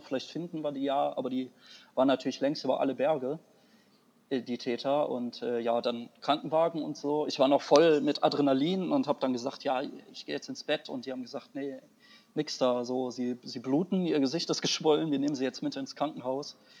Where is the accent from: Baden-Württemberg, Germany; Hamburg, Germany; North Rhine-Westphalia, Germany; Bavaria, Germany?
North Rhine-Westphalia, Germany; Wuppertal; also ich komme eigentlich aus Wuppertal, ich bin Wuppertaler.